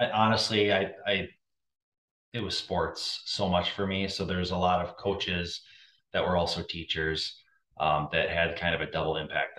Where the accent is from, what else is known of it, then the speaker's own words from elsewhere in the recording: Hastings, Minnesota, United States; moved away as an adult; also born or lived in Kentucky / Ohio / California / Chicago; born in Kentucky, then a very short stint in Ohio, then California, but pretty much since 5 years old on, I grew up in Hastings.